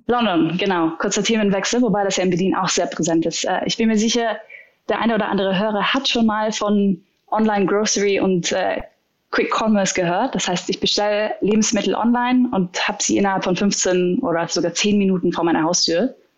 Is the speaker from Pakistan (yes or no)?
no; Austria; als Österreicher